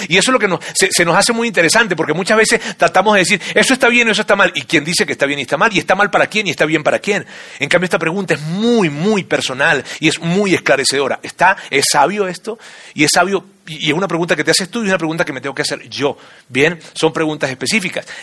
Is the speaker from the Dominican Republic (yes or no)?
no; Venezuela; now in Mexico City, Mexico; yo soy venezolano, de padres colombianos, de abuelo español